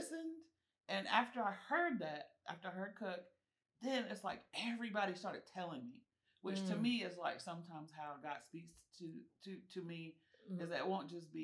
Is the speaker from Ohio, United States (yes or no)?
no; Charlotte, North Carolina, United States; also born or lived in Chapel Hill, North Carolina; I'm born and raised in Charlotte.